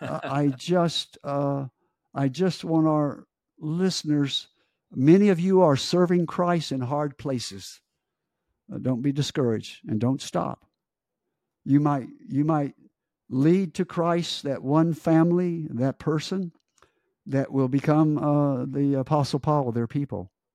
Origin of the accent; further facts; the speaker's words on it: United States; as an American